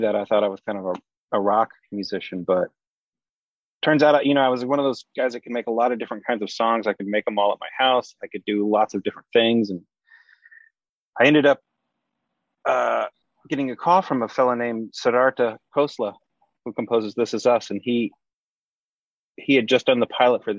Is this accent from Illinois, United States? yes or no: yes; near St. Louis, Southern Illinois, United States; moved away; I grew up in Illinois. Southern Illinois, right outside of St. Louis.